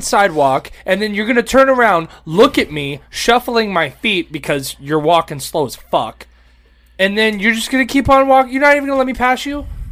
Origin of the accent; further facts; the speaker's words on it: Florida, United States; we're from Florida